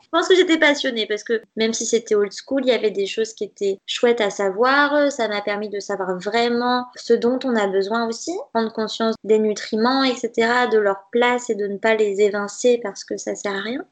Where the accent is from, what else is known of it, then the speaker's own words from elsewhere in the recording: Nantes, Pays de la Loire, France; Je suis née à Nantes, j'ai fait mes études ici, j'ai mon appart, mon travail, ma vie. Je suis euh, originaire de Nantes